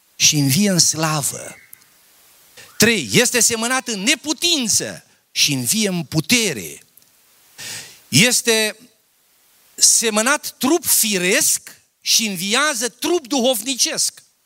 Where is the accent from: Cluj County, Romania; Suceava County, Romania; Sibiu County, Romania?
Sibiu County, Romania; a village near Mărginimea Sibiului; Eu am copilărit la țară. Tata a fost fierar.